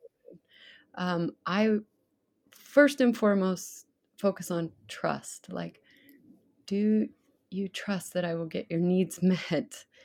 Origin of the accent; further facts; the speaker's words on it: Idaho, United States; growing up in Idaho